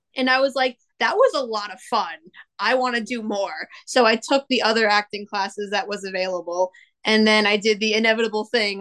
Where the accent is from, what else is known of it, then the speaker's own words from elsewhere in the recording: Long Island, New York, United States; accent: Long Island; I am from Long Island